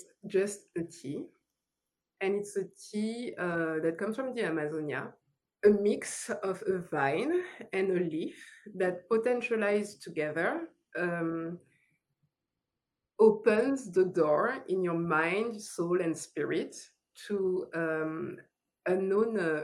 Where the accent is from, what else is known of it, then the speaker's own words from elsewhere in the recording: France; accent: French; English is a second language; moved away as an adult; now in Los Angeles, United States; I moved from France because, yes, French accent. I moved from France